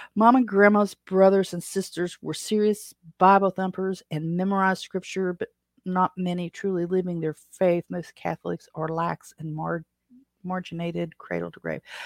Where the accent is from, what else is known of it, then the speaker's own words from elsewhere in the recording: Appalachia, United States; accent: Appalachian; Appalachia is my native language. U S English is my second language